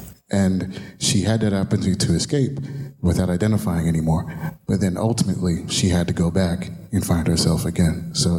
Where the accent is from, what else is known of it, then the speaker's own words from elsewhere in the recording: New York City, New York, United States; As a New Yorker, I definitely empathize with being from the boroughs, making it into the city